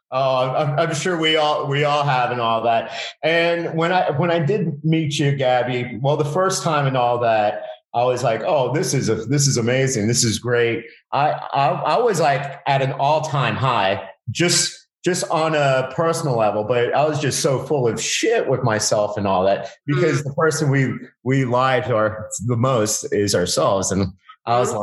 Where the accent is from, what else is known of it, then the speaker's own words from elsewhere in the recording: Miami, Florida, United States; I live in South Florida. I'm from Miami